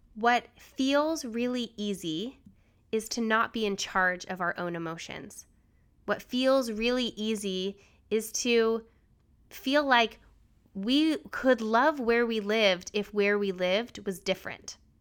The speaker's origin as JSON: {"language": "English", "region": "Utah", "country": "United States", "tie": "born or raised there", "also_born_or_lived": "New Hampshire / Washington, D.C.", "moved": "yes", "lives_now": "Richmond, United States", "said": "I grew up in Utah"}